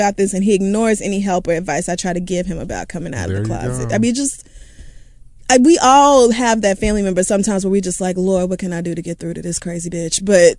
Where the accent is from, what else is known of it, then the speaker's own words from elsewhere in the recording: Washington, District of Columbia, United States; I grew up in Southeast DC where most people don't even know what a savings account is, let alone how to manage their money.